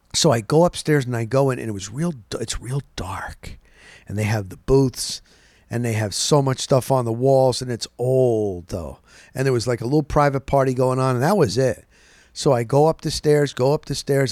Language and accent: English; Florida, United States; I'm from Florida